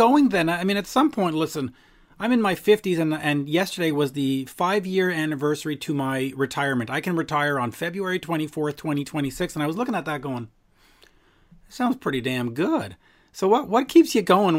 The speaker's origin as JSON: {"language": "English", "country": "United States", "tie": "born or raised there", "said": "growing up in the States"}